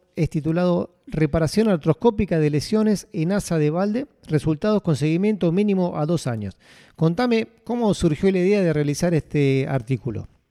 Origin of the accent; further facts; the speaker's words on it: Argentina; now in Abu Dhabi, United Arab Emirates; soy argentino y actualmente trabajo en el RIM Hospital de Abu Dhabi